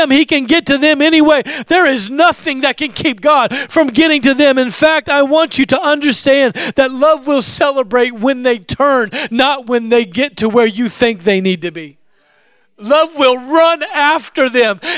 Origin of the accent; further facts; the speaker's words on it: Alaska, United States; I grew up in Alaska